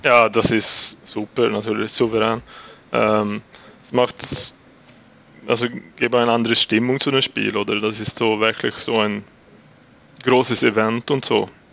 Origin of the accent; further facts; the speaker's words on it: Uppsala, Uppsala County, Sweden; German is a second language; moved away as an adult; now in Switzerland; Ich äh, hatte in Uppsala dann vor äh, meinem ganzen Leben gewohnt und war das aufgewachsen in Uppsala